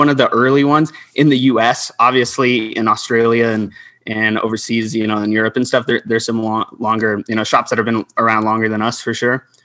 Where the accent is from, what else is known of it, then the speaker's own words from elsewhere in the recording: Albuquerque, New Mexico, United States; I'm from Albuquerque, New Mexico